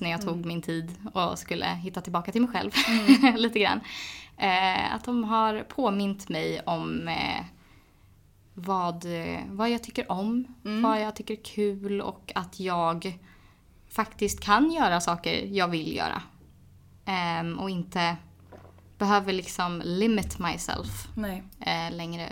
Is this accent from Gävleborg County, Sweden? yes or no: yes; Edsbyn, Gävleborg County, Sweden; moved away; hem till, till lilla Edsbyn